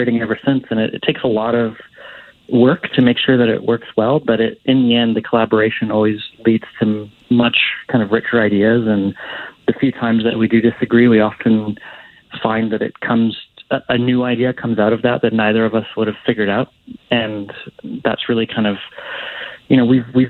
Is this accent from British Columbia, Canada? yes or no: yes; Vancouver, British Columbia, Canada; I grew up in Vancouver